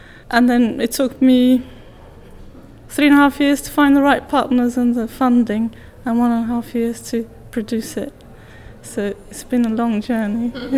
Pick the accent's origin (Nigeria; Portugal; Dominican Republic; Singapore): Portugal; As you know, I'm originally from Portugal. I've lived in 6 different countries, so I go back and forth a lot.